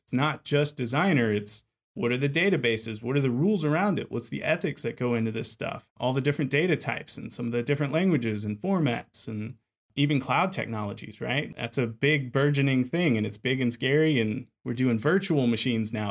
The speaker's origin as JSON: {"language": "English", "town": "Lafayette", "region": "Louisiana", "country": "United States", "accent": "Cajun", "said": "I'm from Lafayette, Louisiana, so the heart of Cajun country"}